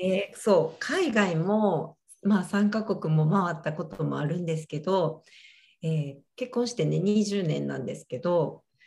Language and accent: Japanese; Japan; moved away as an adult; 日本で育ってる